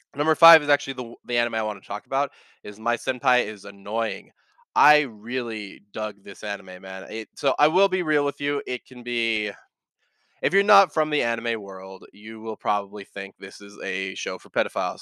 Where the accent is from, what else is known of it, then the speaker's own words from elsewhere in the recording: California, United States; also born or lived in Bay Area, California; now in Texas, United States; I, I grew up in California and now I moved over here to Texas